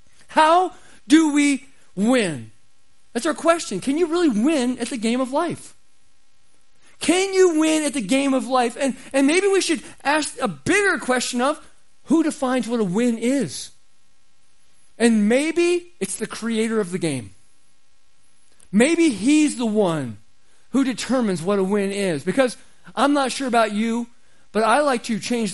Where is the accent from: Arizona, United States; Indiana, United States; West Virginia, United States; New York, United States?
Arizona, United States; I grew up in Arizona